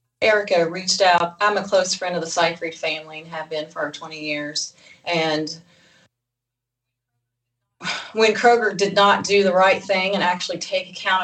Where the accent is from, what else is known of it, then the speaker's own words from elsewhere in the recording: Eastern Kentucky, United States; I came from Eastern Kentucky